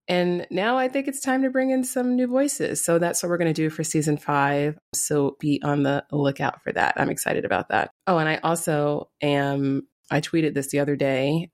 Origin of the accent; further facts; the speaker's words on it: New York City, New York, United States; I'm from the Bronx, and in fact, I grew up in the neighborhood of Yankee Stadium